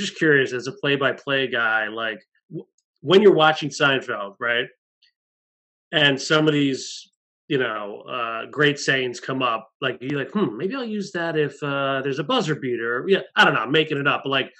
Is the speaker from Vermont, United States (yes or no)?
no; New York metro area, United States; we're from the New York metro area